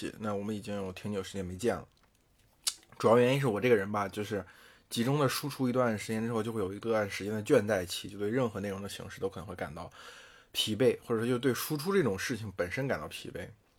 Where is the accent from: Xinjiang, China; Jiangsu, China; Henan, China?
Henan, China; moved away as an adult; also born or lived in Beijing; 因为我是从河南考出来的嘛